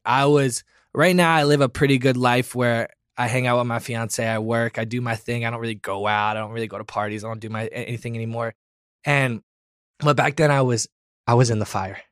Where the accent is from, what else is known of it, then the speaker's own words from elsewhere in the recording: Florida, United States; growing up in Florida